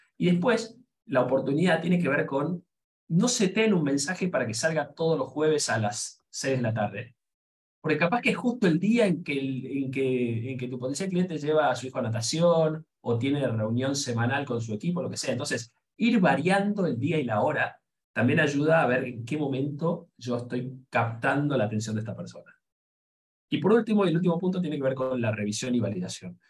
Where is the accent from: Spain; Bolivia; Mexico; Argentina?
Argentina; nosotros somos de Argentina, y lamentablemente sonamos feo afuera